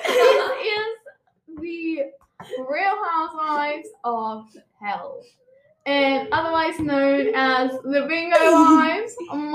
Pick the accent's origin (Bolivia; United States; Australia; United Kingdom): Australia; we are from Australia, and we are in our mid-40s.